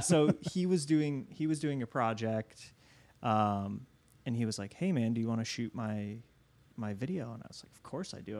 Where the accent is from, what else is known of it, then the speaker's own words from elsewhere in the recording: Niles, Michigan, United States; now in Chicago, United States; I grew up in, in Southwest Michigan